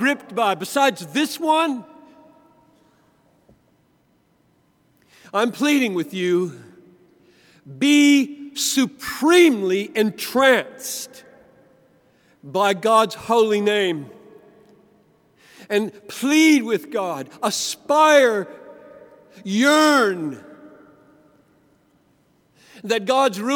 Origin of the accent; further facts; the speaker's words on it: Greenville, South Carolina, United States; I grew up in the Southern Baptist Church in Greenville, South Carolina